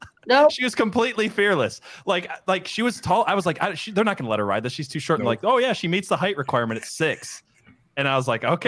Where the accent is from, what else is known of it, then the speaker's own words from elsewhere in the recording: Michigan, United States; I grew up in Michigan